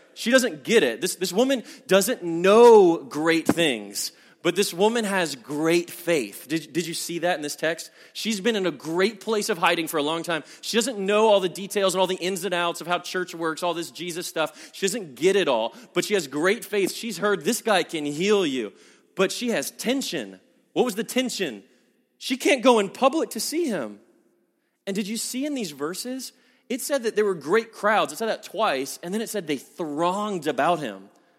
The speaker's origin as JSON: {"language": "English", "region": "the Bible Belt", "country": "United States", "said": "I'm from the Bible Belt, and this is a pressure I know that people down south feel a lot"}